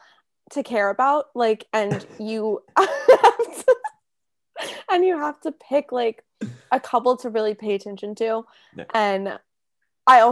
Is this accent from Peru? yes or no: no; Kansas, United States; I am from Kansas.